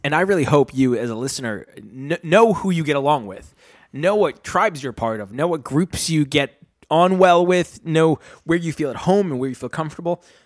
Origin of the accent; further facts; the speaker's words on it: Rhode Island, United States; moved away as an adult; now in London, United Kingdom; I'm from Rhode Island